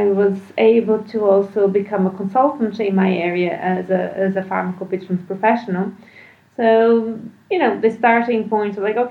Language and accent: English; Brazil; now in Ireland; I'm not Irish, I'm Brazilian